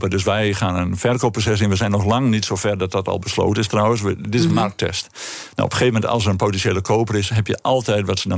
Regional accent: northern Netherlands, Netherlands; accent: northern; En je kunt het aan mijn accent horen. Wij

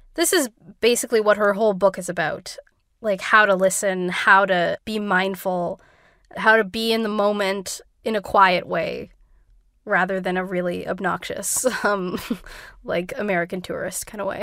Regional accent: Canada; I grew up in Canada.

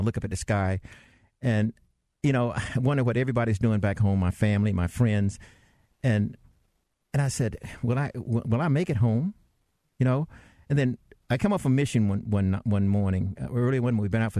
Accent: the South, United States; When I was growing up in the South, it was really bad.

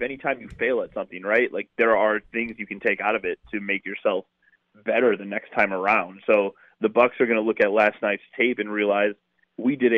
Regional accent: Milwaukee, Wisconsin, United States; I'm from the South Side. I grew up over here where I grew up around more Cubs fans than Brewers fans

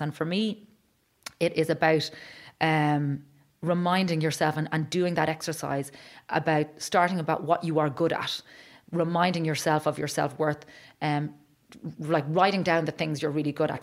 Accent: Ireland; as Irish people

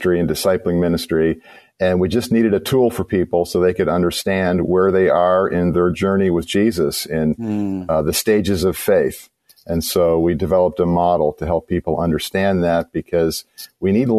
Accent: Chicago, Illinois, United States; I'm from Chicago

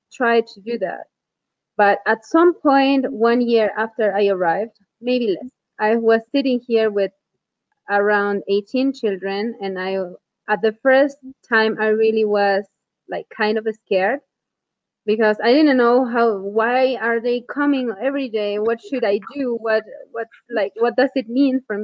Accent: Huarán, Cusco, Peru; moved away as an adult; I am from Huarán

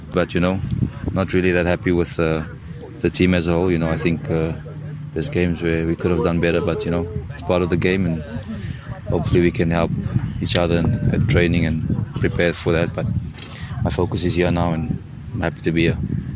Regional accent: South Africa; as South African players

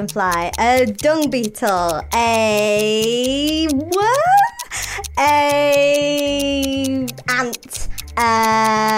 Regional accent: Manchester, North West England, United Kingdom; my hometown in Manchester

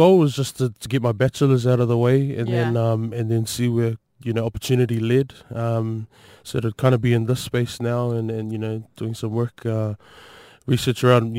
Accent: Auckland, New Zealand; moved away as an adult; now in Dunedin, New Zealand; Yeah, born and bred in West Auckland and Massey.

